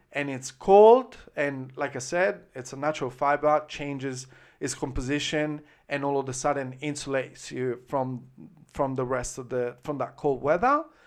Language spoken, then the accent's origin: English; Florence, Tuscany, Italy; accent: Tuscan, Florentine; English is a second language; moved away as an adult; now in Brisbane, Australia; I grew up in Italy